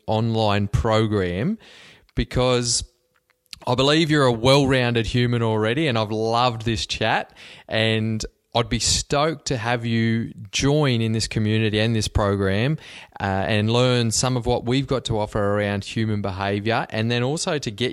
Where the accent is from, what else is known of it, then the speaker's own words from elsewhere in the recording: Cobar, New South Wales, Australia; moved away; I grew up in Western New South Wales in Cobar